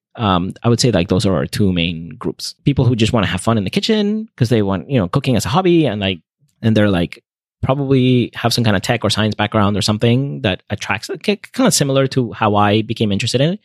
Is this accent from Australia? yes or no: no; Venezuela; moved away as an adult; also born or lived in North Carolina, United States; now in United States; I grew up in Venezuela, and so I, when I came to the U S for college, I, I missed my family's home cooking